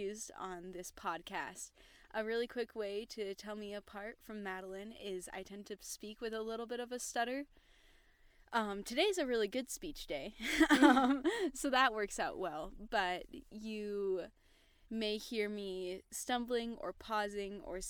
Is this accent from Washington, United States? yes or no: no; Tooele, Utah, United States; I'm from Tooele, Utah